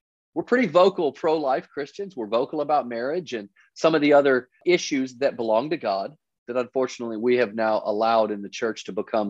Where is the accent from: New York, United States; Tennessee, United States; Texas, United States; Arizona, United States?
Texas, United States; Dallas; we grew up in Dallas, Texas, the sons of a preacher